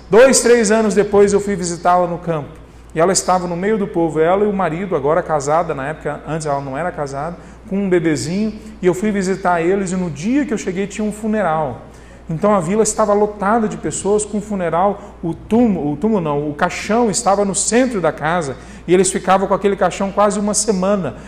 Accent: Goiânia, Goiás, Brazil; todo mundo me trata como se eu fosse goianiense, porque eu vim para cá bem cedo

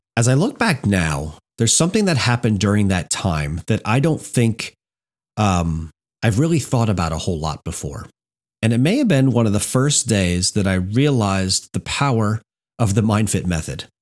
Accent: Hamburg, New Jersey, United States; I grew up in Hamburg, New Jersey

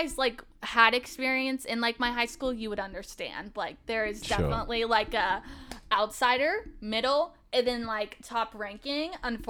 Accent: Happy Valley, Oregon, United States; Okay, so I grew up on the outskirts of Portland. So I grew up in Happy Valley. So you kind of have like Portland and then you have the outskirts.

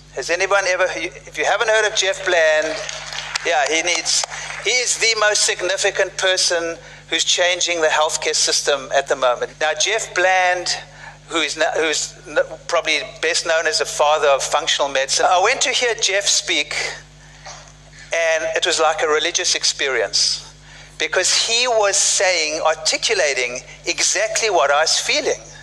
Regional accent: South Africa; moved away; I grew up in South Africa uh, during apartheid

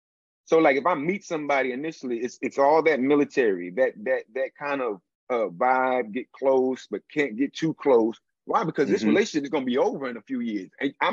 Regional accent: Wichita, Kansas, United States; Yeah, well, I grew up all over. I'm a vagabond of sorts, but I was a military brat, man.

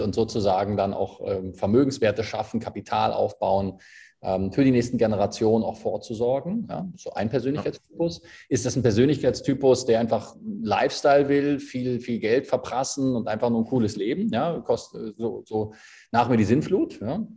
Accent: Berlin, Germany; moved away as an adult; also born or lived in Dubai; now in Switzerland; Ich bin gebürtiger Berliner, bin äh, vor bin jetzt 33, bin vor zehn Jahren in die Schweiz ausgewandert

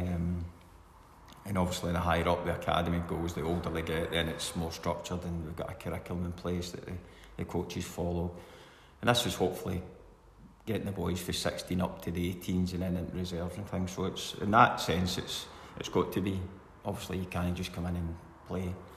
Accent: Scotland, United Kingdom; I grew up in Cowan and it was all grass

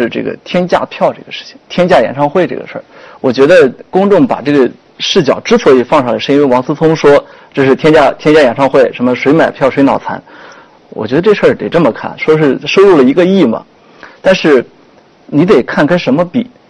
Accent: China; 我们我们中国人还是挺善于造神的，我觉得。

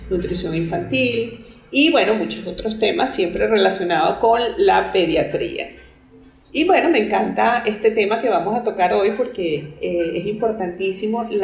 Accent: Venezuela; now in Colombia; yo soy venezolana. Actualmente vivo en Colombia

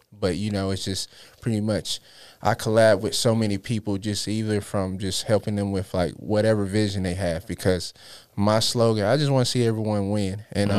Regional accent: Charlotte, North Carolina, United States; also born or lived in Los Angeles; L.A., South Central. I claim Charlotte as well because I've been here majority. But it started from the roots of there, but just mostly coming back and forth and then Charlotte just kind of raised me

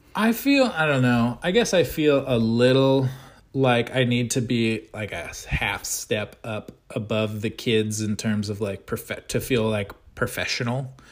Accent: United States; I am an American

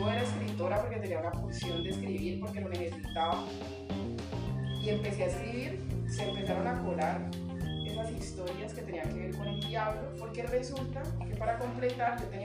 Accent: Cali, Valle del Cauca, Colombia; also born or lived in Pereira, Colombia; yo no soy caleña, sino que nací en Pereira. Soy una mujer blanca, mestiza, pereirana, además del eje cafetero. Cuando tenía seis años, mi mamá emigró hacia Cali con mi hermano conmigo

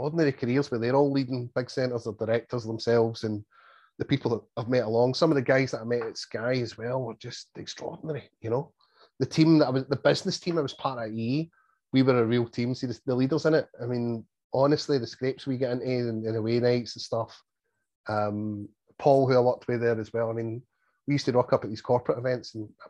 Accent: Scotland, United Kingdom; you're Scottish

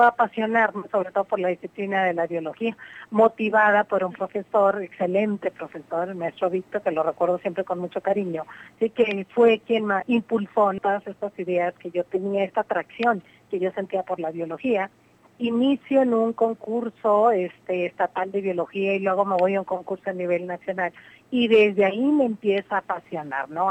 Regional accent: Mexico; como mujer y como mujer mexicana

